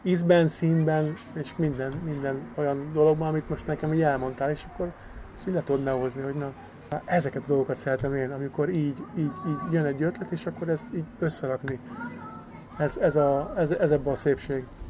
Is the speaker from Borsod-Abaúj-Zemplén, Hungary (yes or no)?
no; Győr, Győr-Moson-Sopron, Hungary; itt nőttem fel, itt töltöttem a gyerekkorom javát